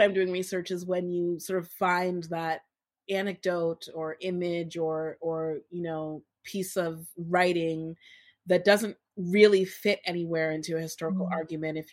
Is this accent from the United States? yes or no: yes; Boston, Massachusetts, United States; We both grew up in Boston.